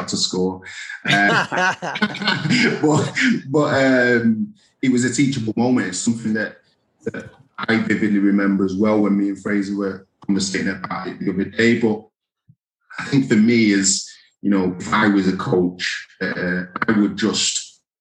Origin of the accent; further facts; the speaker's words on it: England, United Kingdom; I'm English